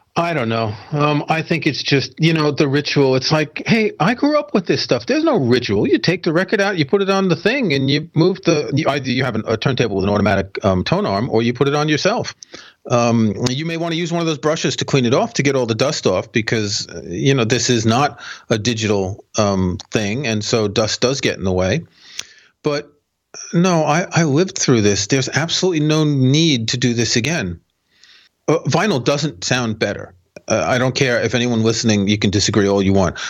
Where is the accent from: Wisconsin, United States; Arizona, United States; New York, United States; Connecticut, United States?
New York, United States; now in United Kingdom; I grew up in Jamaica Estates, which is in Queens, New York